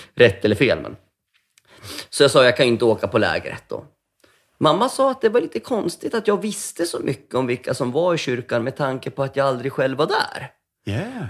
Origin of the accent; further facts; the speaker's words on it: Västerås, Västmanland, Sweden; moved away as an adult; jag är född i Västerås, och, som min yngsta stora syster också är. Eh, och min äldsta är född i Finland. Och så vart det Västerås i typ 19 år.